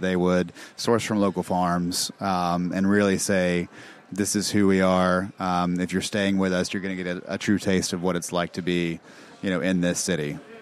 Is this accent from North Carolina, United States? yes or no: yes; Charlotte, North Carolina, United States; also born or lived in Mississippi; I'm from Charlotte. Like I was born and raised here